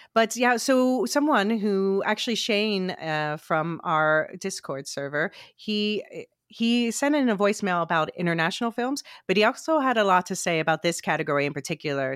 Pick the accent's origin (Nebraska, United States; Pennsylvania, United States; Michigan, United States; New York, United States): Pennsylvania, United States; West Chester; my hometown